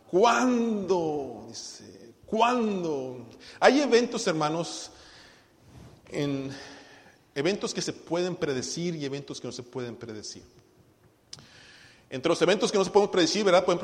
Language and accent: Spanish; Tuxtla Gutiérrez, Chiapas, Mexico; also born or lived in Cintalapa / Guadalajara; now in Los Angeles, United States; Nací en Tuxtla, nos fuimos a vivir a, a, Cintalapa, regresé a Tuxtla, luego nos fuimos a Guadalajara y de Guadalajara me vine aquí a Los Ángeles.